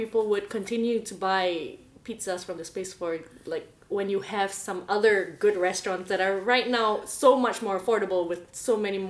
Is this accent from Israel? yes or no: no; Malaysia; moved away as an adult